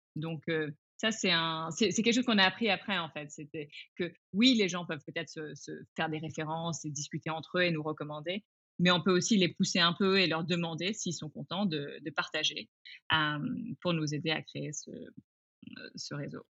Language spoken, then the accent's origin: French; France; also born or lived in England / Asia / China / Singapore; je suis anglaise, ayant grandi en France, ayant vécu en, en Asie